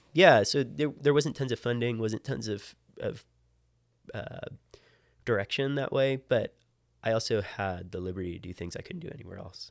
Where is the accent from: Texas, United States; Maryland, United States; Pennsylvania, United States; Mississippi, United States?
Maryland, United States; Hampstead; moved away; I grew up in, uh, in Hampstead, Maryland, which is about halfway between Baltimore and Gettysburg